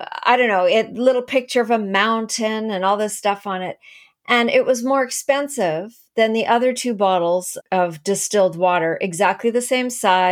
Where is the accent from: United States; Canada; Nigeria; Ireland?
Canada; also born or lived in Langley, British Columbia; I'm from Canada.